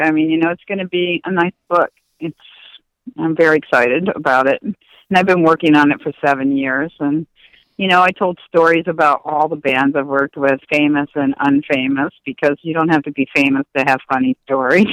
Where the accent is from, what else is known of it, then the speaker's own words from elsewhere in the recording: Indiana, United States; now in California, United States; I grew up in Indiana and moved to California